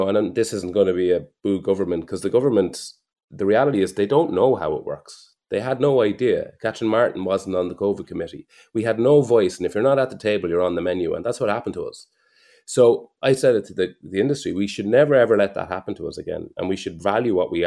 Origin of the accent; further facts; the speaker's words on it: Mullingar, Westmeath, Ireland; I was never prouder of my hometown.